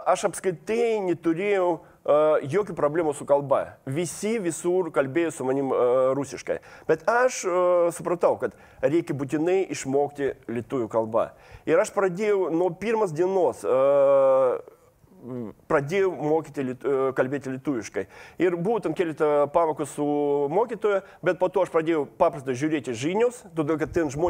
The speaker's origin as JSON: {"language": "Lithuanian", "town": "Kaliningrad", "region": "Kaliningrad Oblast", "country": "Russia", "tie": "born or raised there", "second_language": "Lithuanian", "moved": "as an adult", "lives_now": "Lithuania", "said": "aš gimiau Kalingradė, išaugau Kalingradė"}